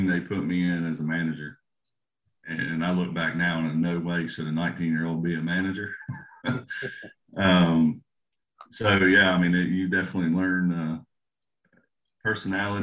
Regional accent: Shawsville, Virginia, United States; I grew up in Shawlsville, small little town outside of Christiansburg

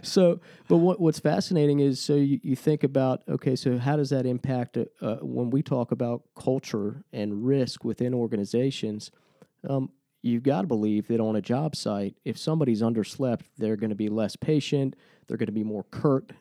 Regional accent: Lynchburg, Virginia, United States; We're a couple Lynchburg guys

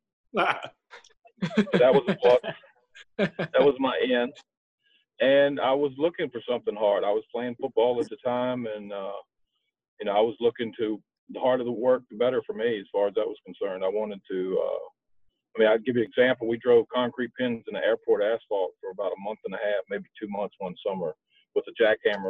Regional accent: Savannah, United States; also born or lived in Charleston; I was born in Charleston, raised in Savannah

